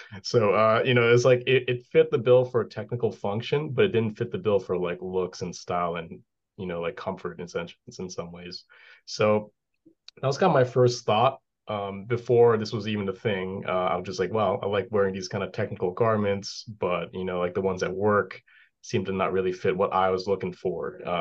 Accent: Hawaii, United States; moved away as an adult; also born or lived in West Coast / Boston; now in New Hampshire, United States; I'm from Hawaii. So, you know, one of those things where there's no snow

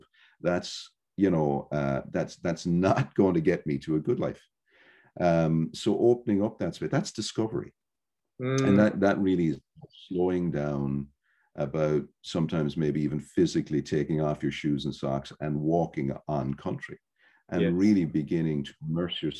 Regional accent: Ireland; I'm from Ireland

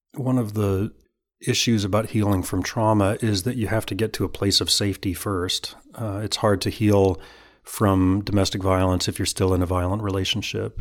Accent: Alabama, United States; moved away; I'm from Alabama originally

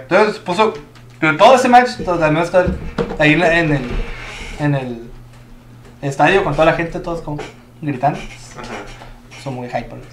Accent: Mexico; yo, siendo mexicano

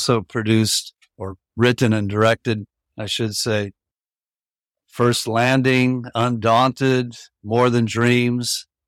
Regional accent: Tampa, Florida, United States; moved away as an adult; also born or lived in New York City; Well, I'm up there in years. I was born in Tampa, Florida. I grew up there. And for my college years, I went up north, northeast of the country, and ended up eventually graduating from NYU

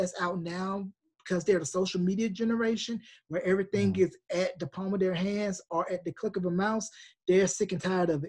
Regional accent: North Carolina, United States; moved away as an adult; now in New Mexico, United States; I'm originally from North Carolina in the U.S., and I moved out to New Mexico about 6 years ago, where my wife is from.

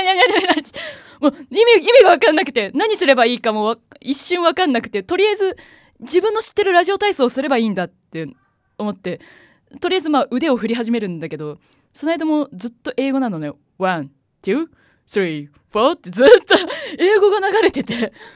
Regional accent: Yamaguchi, Japan; moved away as an adult; now in Tokyo, Japan; 出身が山口県なんですよ

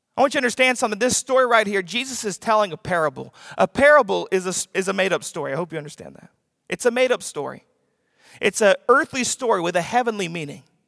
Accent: the South, United States; I'm from the South

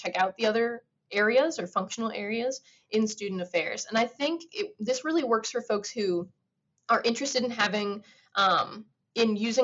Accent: United States; as being an American

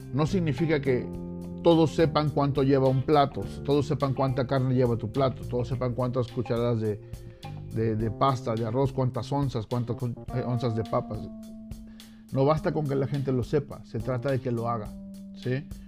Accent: Mexico; moved away; siendo mexicano

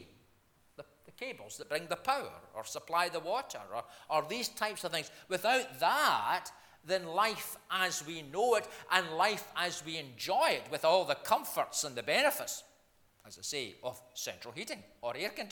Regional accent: Scotland, United Kingdom; I'm from Scotland

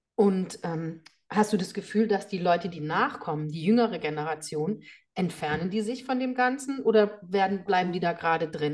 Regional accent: Germany; bei uns in Deutschland

